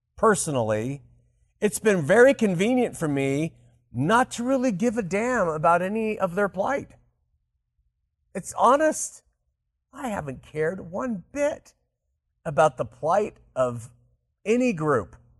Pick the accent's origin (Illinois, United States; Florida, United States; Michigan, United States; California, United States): California, United States; Southern; growing up in Southern California